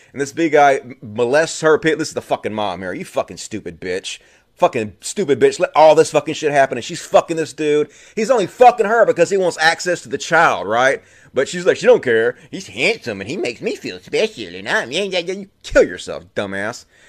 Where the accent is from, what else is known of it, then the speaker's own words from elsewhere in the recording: Mississippi, United States; accent: thick; I grew up in Mississippi, and I grew up, you know, deep, deep, deep inside the cult of Christianity